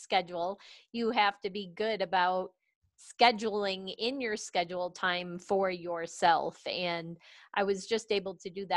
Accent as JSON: {"language": "English", "region": "East Coast", "country": "United States", "tie": "born or raised there", "moved": "yes", "lives_now": "Colorado Springs, United States", "said": "I grew up on the East Coast"}